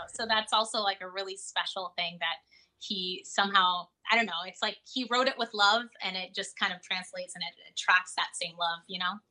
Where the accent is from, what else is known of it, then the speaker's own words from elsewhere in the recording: South Florida, United States; I'm from South Florida